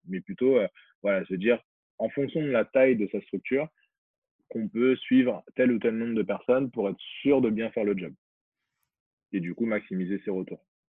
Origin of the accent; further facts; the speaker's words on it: Guinea; moved away; je suis originaire de Guinée